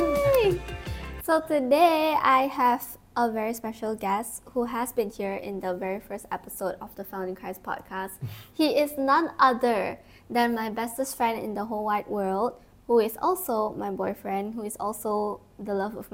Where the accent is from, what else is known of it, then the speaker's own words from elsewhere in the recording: Kuching, Sarawak, Malaysia; moved away; I was in my hometown, Kuching